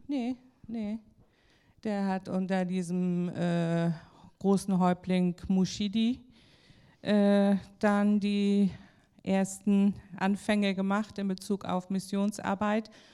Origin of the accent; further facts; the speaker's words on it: Kiel, Schleswig-Holstein, Germany; moved away as an adult; now in Likasi, Democratic Republic of the Congo; ich bin in Kiel geboren, aufgewachsen habe Schule besucht